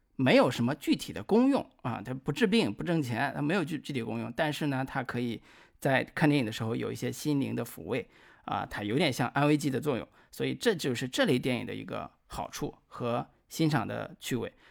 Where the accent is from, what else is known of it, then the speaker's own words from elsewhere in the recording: northern China, China; 我们北方方言，比如说北方官话，或者是东北话